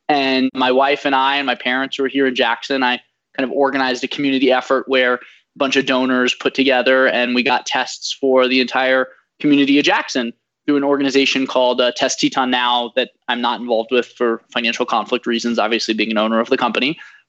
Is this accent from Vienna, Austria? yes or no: yes; Vienna, Austria; born there; moved away; also born or lived in Washington DC / St. Louis / Bay Area; I was born in Vienna, Austria, lived in DC, St. Louis, the Bay Area, went to Stanford